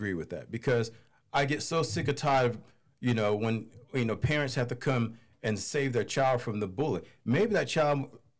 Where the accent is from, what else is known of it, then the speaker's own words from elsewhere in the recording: Goldsboro, North Carolina, United States; Goldsboro, North Carolina.